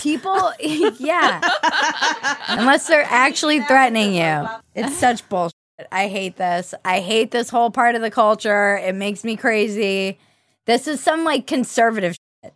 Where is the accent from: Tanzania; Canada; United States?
United States; Minneapolis, Minnesota; I'm from Minneapolis